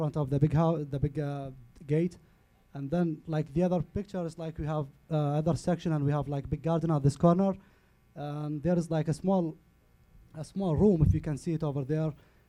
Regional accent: Baghdad, Baghdad Governorate, Iraq; English is a second language; now in Chicago area, United States; I am from Iraq, from Baghdad. I was born and raised in Baghdad, and like district called Asadia.

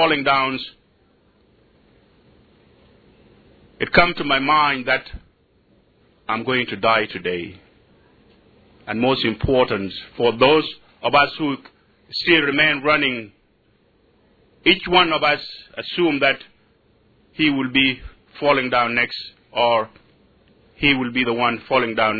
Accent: South Sudan; moved away; I'm from Sudan. I'm a Shuluk by tribe, and I'm a Christian.

